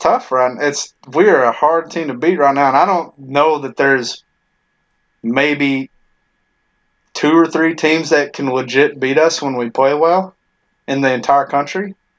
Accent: Tennessee, United States; moved away; when I was growing up in Tennessee

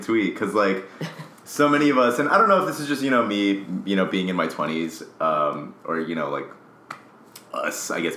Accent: Las Vegas, Nevada, United States; I'm from Las Vegas

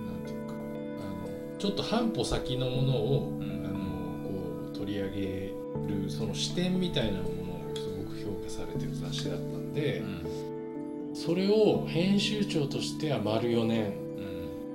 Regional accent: Nagano, Japan; moved away as an adult; now in Tokyo, Japan; 僕 自身その、長野で育って

